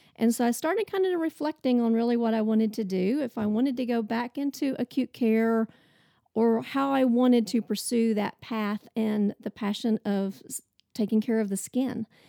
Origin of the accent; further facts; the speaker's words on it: Oklahoma, United States; moved away as an adult; also born or lived in Tulsa, Oklahoma; now in Nashville, United States; So I grew up in Oklahoma. I'm an Oklahoma girl.